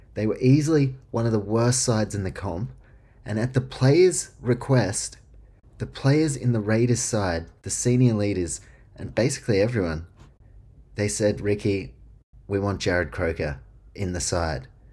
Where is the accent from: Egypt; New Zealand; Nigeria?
New Zealand; I grew up in New Zealand